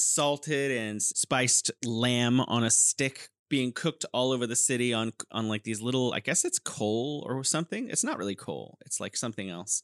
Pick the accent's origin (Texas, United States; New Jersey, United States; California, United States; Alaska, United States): California, United States; San Francisco; moved away as an adult; also born or lived in South Korea; now in Wuhan, China; my hometown san francisco